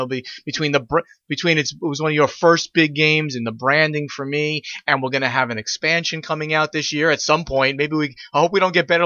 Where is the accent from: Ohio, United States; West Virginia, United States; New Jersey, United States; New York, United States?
New York, United States; Brooklyn; accent: Brooklyn; And uh, you know my Brooklyn accent, uh, I'm not sure it's any good.